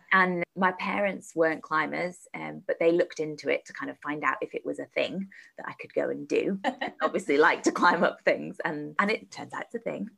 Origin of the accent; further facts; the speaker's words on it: around London, United Kingdom; moved away as an adult; also born or lived in Sheffield; I moved to Sheffield to go to university because I grew up around London